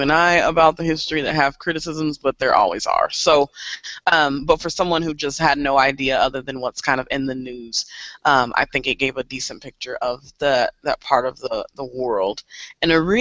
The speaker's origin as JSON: {"language": "English", "town": "Kansas City", "country": "United States", "tie": "born or raised there", "said": "I grew up here in Kansas City"}